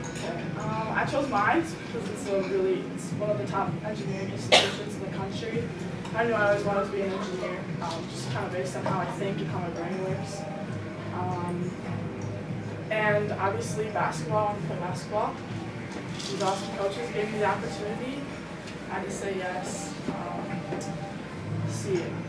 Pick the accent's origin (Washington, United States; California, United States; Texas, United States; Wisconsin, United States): Wisconsin, United States; Freedom; moved away; I'm from Freedom, Wisconsin. It's a small town by Green Bay.